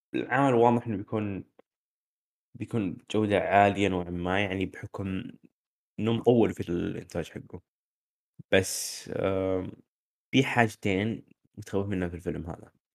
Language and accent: Arabic; Saudi Arabia; عندنا في السعوديه